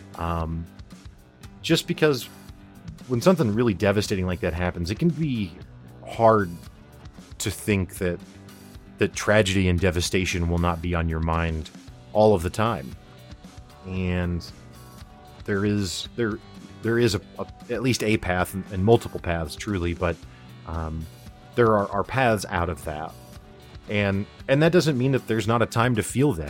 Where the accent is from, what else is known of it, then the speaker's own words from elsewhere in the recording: Springfield, Missouri, United States; I'm a guy from Springfield, Missouri that's never traveled